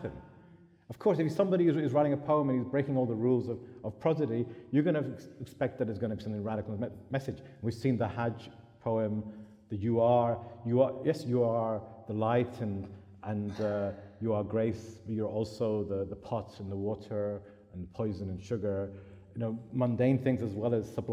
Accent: United Kingdom; I was brought up in Britain

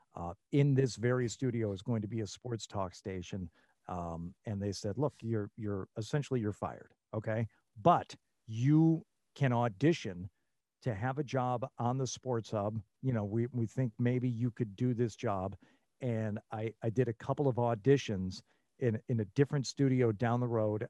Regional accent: Troy, Michigan, United States; moved away as an adult; also born or lived in Rochester, Michigan / Lansing, Michigan / New Mexico / Las Vegas, Nevada; born in Rochester, Michigan, and, uh, and grew up in Troy, Michigan

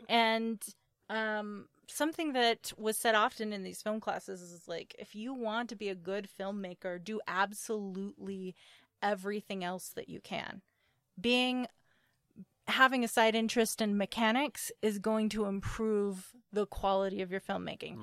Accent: Appalachia, United States; I come from Appalachians. Like, I, I come from people who worked in coal mines

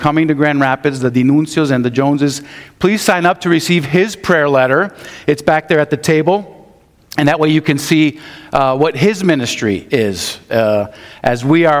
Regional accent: Madrid, Community of Madrid, Spain; I grew up in Spain. Grew up in Madrid. My parents were missionaries.

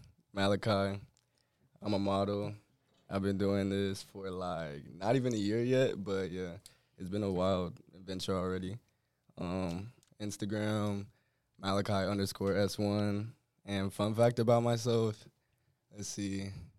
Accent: Florida, United States; I'm from Florida

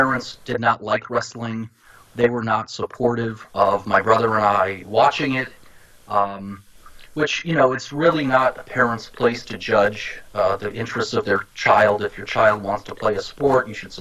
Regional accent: Boston, Massachusetts, United States; now in Miami, United States; I grew up in the Boston area

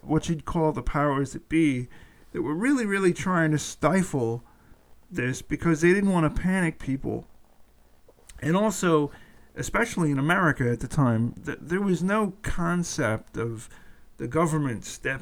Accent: Atlanta, Georgia, United States; currently headquartered in Atlanta, my hometown

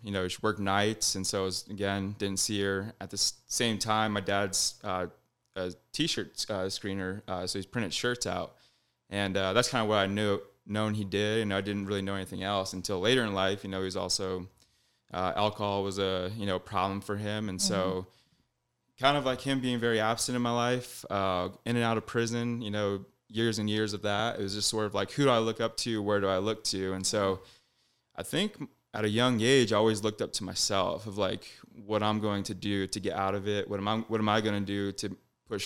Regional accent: Denver, Colorado, United States; I was born in Denver. Pretty much me and my sister grew up mostly always together

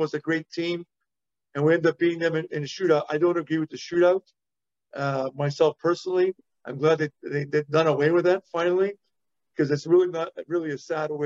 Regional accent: Montreal, Quebec, Canada; growing up in Montreal, I learned how to speak French really well.

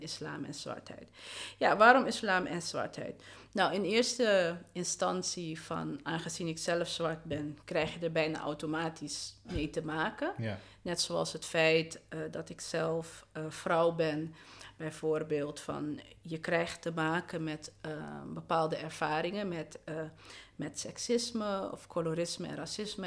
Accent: Amsterdam, North Holland, Netherlands; Ik ben geboren en getogen in de Belmen

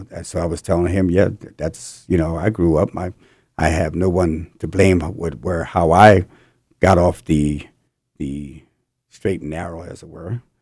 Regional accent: New Jersey, United States; moved away as an adult; also born or lived in California; I'm from New Jersey, and I moved out to California in eighty, eighty-two

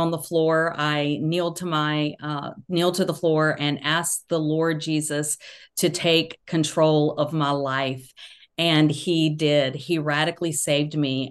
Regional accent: Georgia, United States; accent: Southern; now in North Carolina, United States; I grew up in Georgia, live in North Carolina now

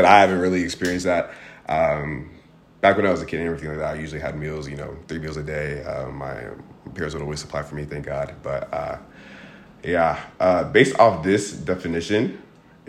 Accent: Portland, Oregon, United States; I grew up in Portland, Oregon.

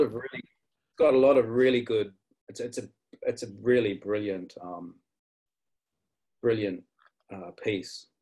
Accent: New Zealand; also born or lived in Darwin, Australia / east coast, Australia; now in Australia; I was born in Darwin and grew up in uh, Aotearoa, New Zealand, and then came back

